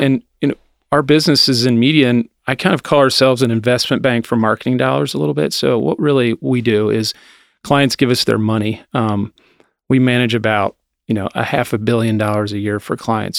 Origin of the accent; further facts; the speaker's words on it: Anderson, United States; I grew up in Anderson, um, went to Summit